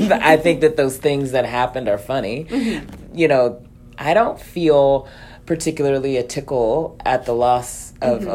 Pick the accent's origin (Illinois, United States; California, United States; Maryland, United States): Maryland, United States; Baltimore; I grew up in Baltimore